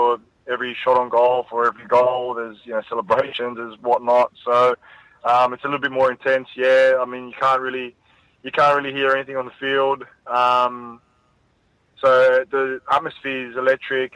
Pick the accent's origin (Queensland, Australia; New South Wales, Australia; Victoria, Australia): New South Wales, Australia; Sydney; also born or lived in Cecil Hills; I grew up in Punchbowl, and then we moved out to Cecil Hills.